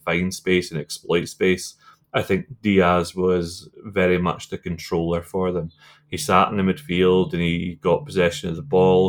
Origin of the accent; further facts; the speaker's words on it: Scotland, United Kingdom; as a Scotsman